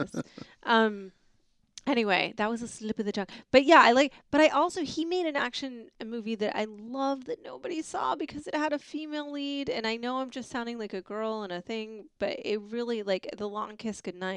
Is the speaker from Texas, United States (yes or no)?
no; New York City, New York, United States; I grew up in New York City, actually.